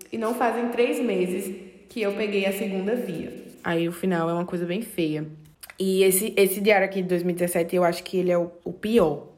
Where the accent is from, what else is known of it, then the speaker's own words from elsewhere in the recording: Serra Talhada, Pernambuco, Brazil; now in João Pessoa, Brazil; Eu sou do interior de Pernambuco, Serra Talhada